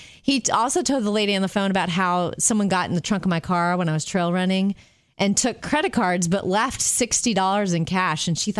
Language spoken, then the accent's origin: English; Florida, United States; I grew up in Florida